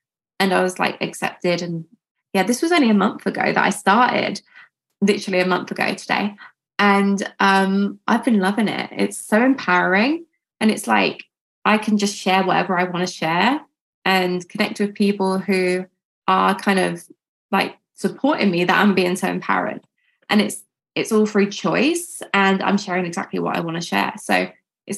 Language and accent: English; United Kingdom; I grew up here and I just do everything from here really.